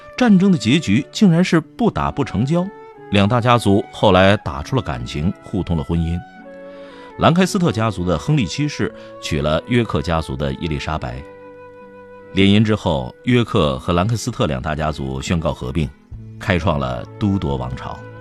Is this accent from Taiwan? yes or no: no; China; 我们现在大部分中国人